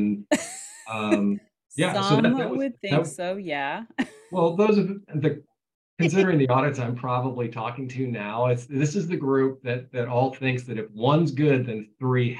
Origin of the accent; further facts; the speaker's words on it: Ohio, United States; I was a kid from Ohio.